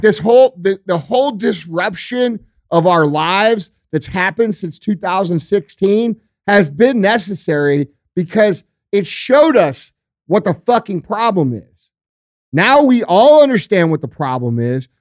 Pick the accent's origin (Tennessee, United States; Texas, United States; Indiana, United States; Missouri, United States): Missouri, United States; I'm from Missouri.